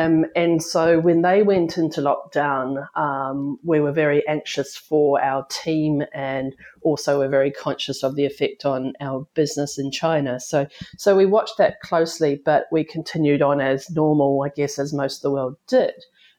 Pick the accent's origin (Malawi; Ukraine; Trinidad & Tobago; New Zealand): New Zealand; moved away as an adult; also born or lived in United Kingdom; now in Nelson, New Zealand; I'm a Kiwi by birth, but I've lived overseas, mainly in the United Kingdom. And I was very lucky to be able to return back to New Zealand in 2012 to come back to this beautiful town of Nelson, where I now live